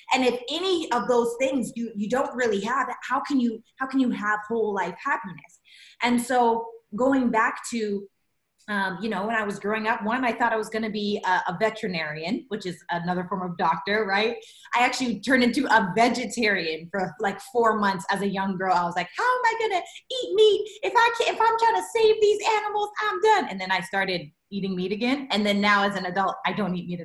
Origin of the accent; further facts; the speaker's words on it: Regina, Saskatchewan, Canada; moved away as an adult; now in Los Angeles, United States; I'm a Canadian raised girl. I was raised in Regina, Saskatchewan